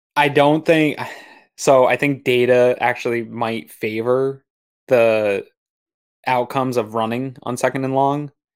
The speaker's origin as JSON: {"language": "English", "region": "Maine", "country": "United States", "tie": "born or raised there", "moved": "yes", "lives_now": "Western New York, United States", "said": "I grew up in Maine, played a lot of golf as a kid in Maine"}